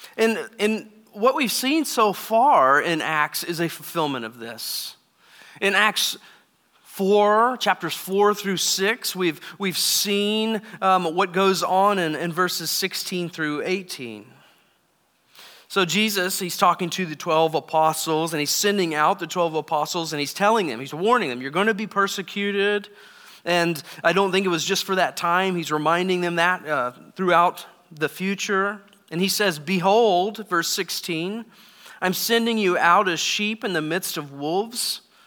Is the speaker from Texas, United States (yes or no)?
yes; Texas, United States; moved away; I grew up in Texas